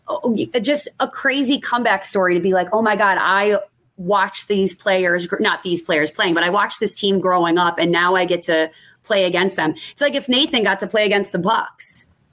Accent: Buffalo, New York, United States; growing up in Buffalo

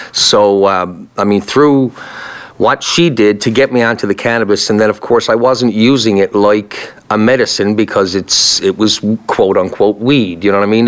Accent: Newfoundland and Labrador, Canada; moved away; also born or lived in Kingston; I'm Irish descendant from Newfoundland

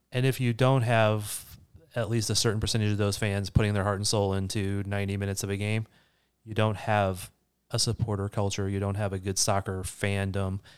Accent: St. Louis, Missouri, United States; I grew up in Saint Louis

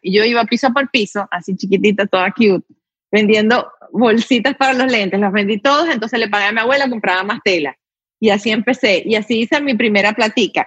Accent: Venezuela; moved away as an adult; now in United States

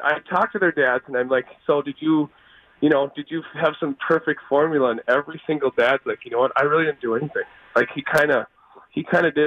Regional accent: Richfield, Minnesota, United States; growing up in Richfield

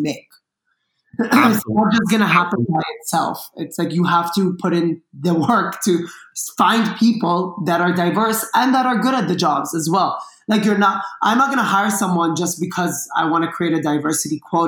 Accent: Dubai, United Arab Emirates; also born or lived in Lebanon; now in Los Angeles, United States; I grew up in Dubai

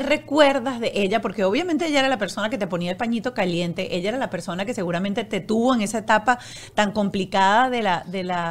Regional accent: Venezuela; los que somos venezolanos

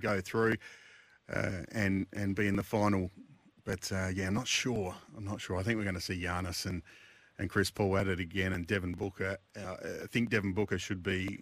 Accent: Adelaide, South Australia, Australia; I'm from Adelaide

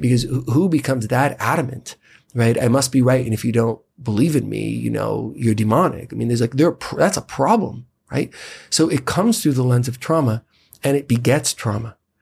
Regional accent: United States; as an American citizen

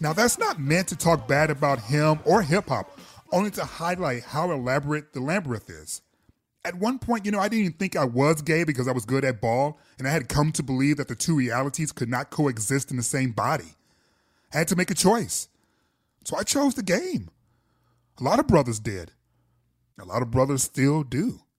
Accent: Detroit, Michigan, United States; growing up in Detroit

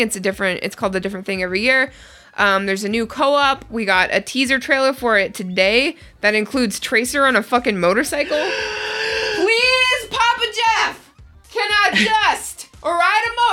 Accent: Ottawa, Ontario, Canada; I'm Canadian from Ottawa

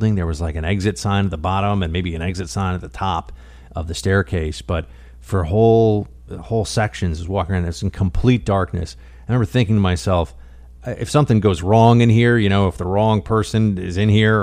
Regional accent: New York City, New York, United States; New York City, my hometown

